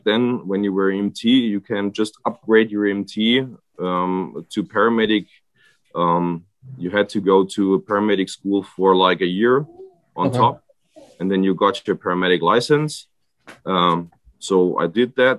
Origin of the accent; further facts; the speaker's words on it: area where the Danube has its source, near Freiburg im Breisgau, Baden-Württemberg, Germany; English is a second language; I grew up here in this area. It's like where the Danube has its spring